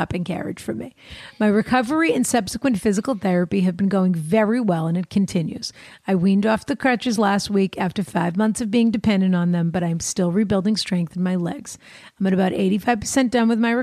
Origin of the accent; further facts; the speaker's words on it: Boston, Massachusetts, United States; coming from Boston and being a Bostonian